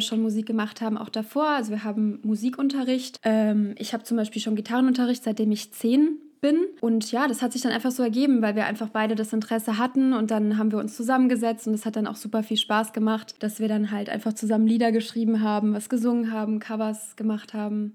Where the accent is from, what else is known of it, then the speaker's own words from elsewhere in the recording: Frankfurt, Hesse, Germany; Wir kommen aus Frankfurt